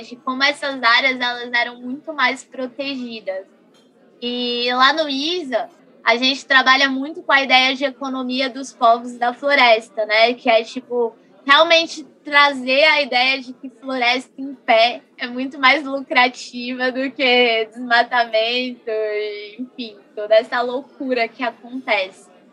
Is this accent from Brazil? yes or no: yes; Brasília, Federal District, Brazil; sou daqui de Brasília